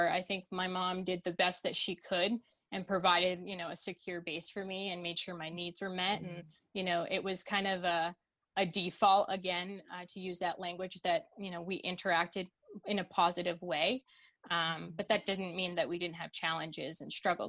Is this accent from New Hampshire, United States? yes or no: yes; New Hampshire, United States; born or raised there; also born or lived in Russia